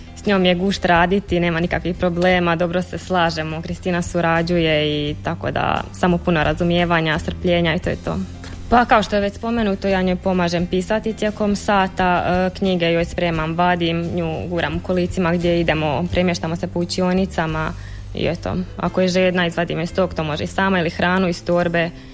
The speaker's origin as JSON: {"language": "Croatian", "town": "Budrovci", "region": "Osijek-Baranja County", "country": "Croatia", "said": "dolazim iz Budrovaca"}